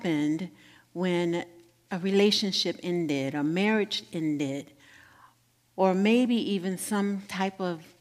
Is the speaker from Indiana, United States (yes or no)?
yes; Gary, Indiana, United States; moved away; Gary, Indiana, my hometown